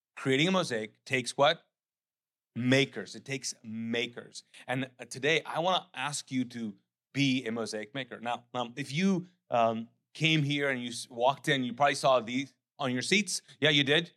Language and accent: English; Pakistan; also born or lived in Charleston; now in United States; I am as a Pakistani immigrant